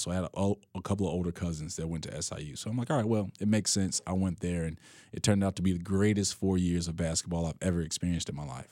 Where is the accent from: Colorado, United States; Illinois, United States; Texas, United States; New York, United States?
Illinois, United States; Chicago; me growing up on the West Side